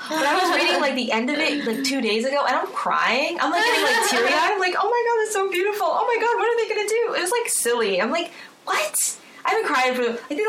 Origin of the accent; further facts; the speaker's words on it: United States; also born or lived in Boston / Southern California; I'm American.